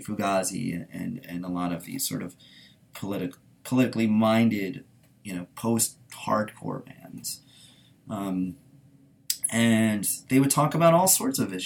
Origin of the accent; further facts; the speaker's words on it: Washington, District of Columbia, United States; also born or lived in Baltimore, Maryland; I'm really from Baltimore, but being growing up in sort of the DC area to an extent